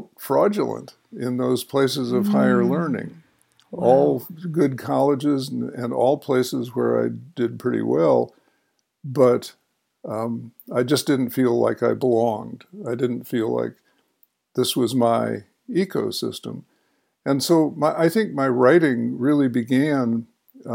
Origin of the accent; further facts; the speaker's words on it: Chicago, Illinois, United States; in the home in which I grew up on the North Shore of Chicago